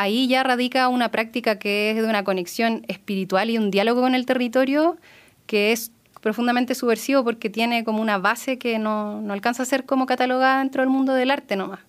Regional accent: Elqui Valley, Coquimbo, Chile; now in Aconcagua Valley, Chile; nací ahí y luego toda mi infancia la tuve en el Valle del Elqui

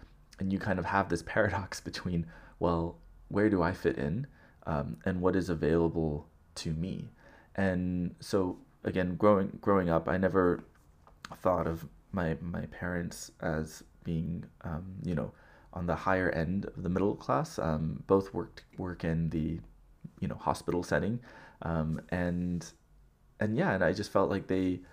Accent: Southern California, United States; growing up in Southern California

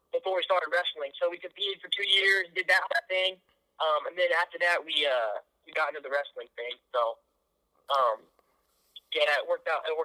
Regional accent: Kansas City, Missouri, United States; born or raised there

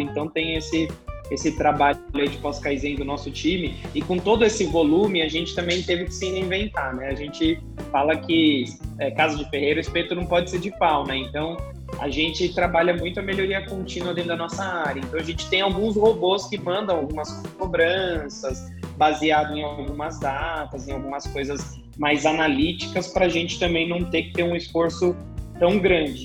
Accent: São Paulo, Brazil; Sou natural aqui de, de São Paulo mesmo.

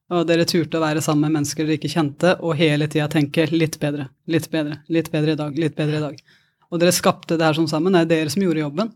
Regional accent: Porsgrunn, Telemark, Norway; moved away; Fra en gård i Porsgrunn

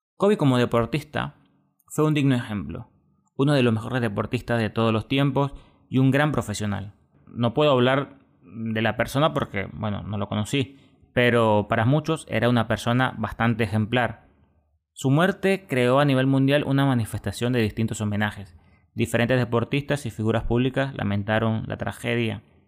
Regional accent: Venezuela; eso lo entiende uno como venezolano

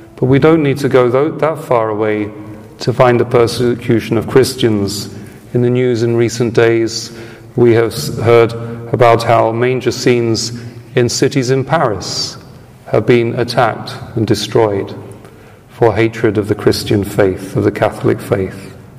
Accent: United Kingdom; moved away; my home country of origin

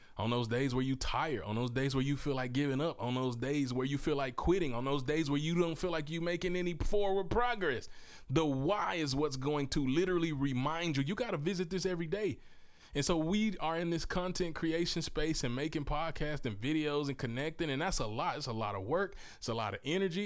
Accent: Mississippi, United States; moved away as an adult; also born or lived in Memphis, Tennessee / Texas; now in Oklahoma, United States; I was born in Memphis, Tennessee. So I'm a Southern product of, uh, from the heart of the South. I grew up in Mississippi, raised there with my family

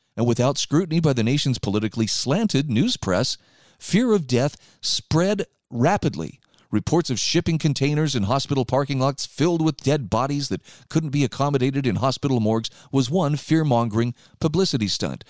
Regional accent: Utah, United States; my home state of Utah

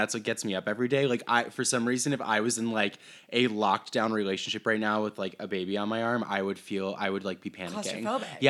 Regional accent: Iowa, United States; Iowa. Yeah.

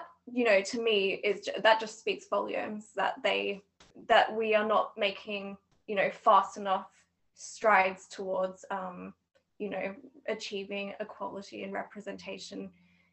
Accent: Australia; moved away as an adult; now in Edinburgh, United Kingdom; I'm originally from Australia, but I'm also living in Edinburgh at the minute

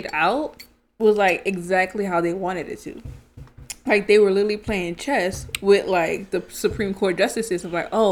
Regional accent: New Orleans, Louisiana, United States; now in Texas, United States; That's where I'm from, if y'all didn't know. I'm from New Orleans

